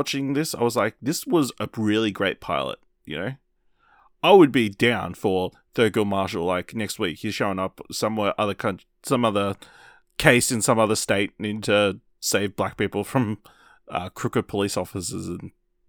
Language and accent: English; Australia; We're Australian.